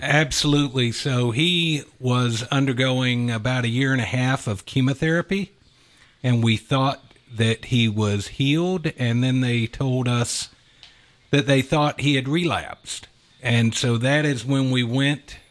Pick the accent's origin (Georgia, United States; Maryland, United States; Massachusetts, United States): Georgia, United States; Atlanta; I have lived in Atlanta my whole life. Both my wife and I grew up in Metro Atlanta